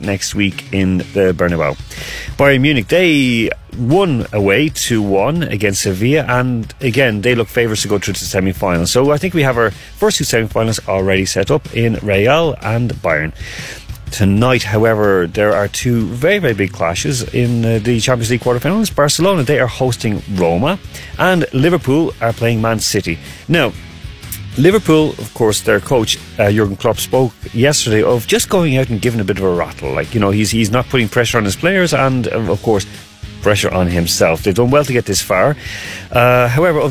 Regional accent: Ireland; I'm Irish

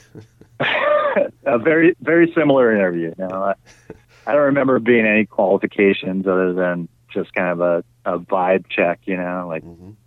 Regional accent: Sierra Madre, California, United States; born or raised there; also born or lived in Torrance, California / Manhattan Beach, California

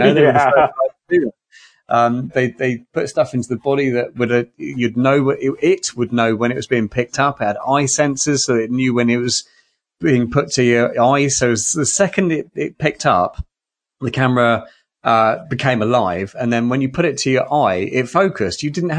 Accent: United Kingdom; So one of my strange, as a Brit, right, who doesn't play hockey, doesn't play American football, doesn't even understand it.

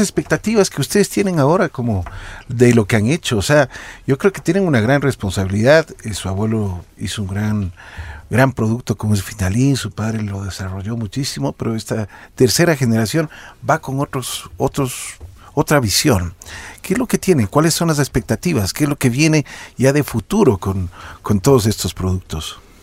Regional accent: Ecuador; nosotros tenemos como ecuatorianos

